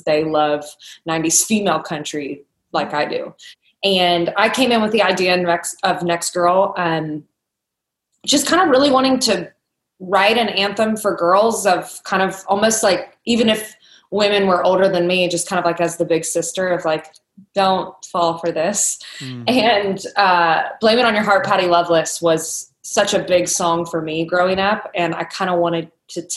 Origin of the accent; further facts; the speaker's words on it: Kentucky, United States; When I was growing up in Kentucky